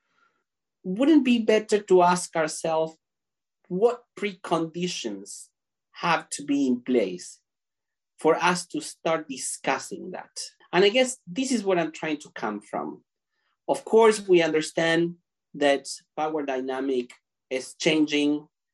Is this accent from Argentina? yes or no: yes; Argentina; now in Canada; I was born and raised in Argentina, currently living in Canada